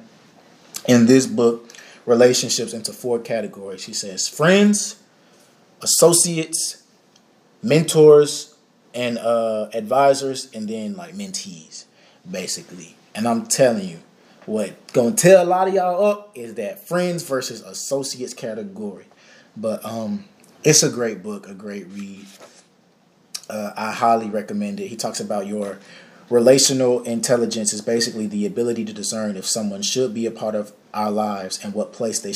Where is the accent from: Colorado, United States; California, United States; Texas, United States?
Texas, United States; Dallas; I'm from Dallas, Texas. I grew up you know, going to the Potter's House